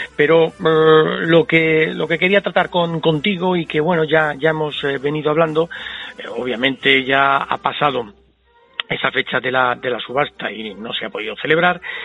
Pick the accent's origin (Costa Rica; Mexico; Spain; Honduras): Spain; gente como somos los españoles